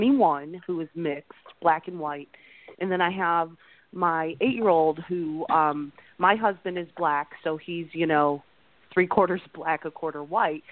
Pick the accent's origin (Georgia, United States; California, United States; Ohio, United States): Ohio, United States; outside Cleveland; I grew up outside Cleveland in Ohio